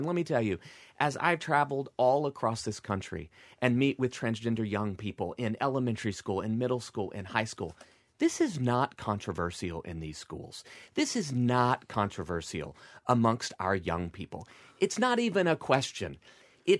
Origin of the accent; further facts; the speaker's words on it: Arkansas, United States; moved away; I grew up in Arkansas. Grew up in a small town in the Deep South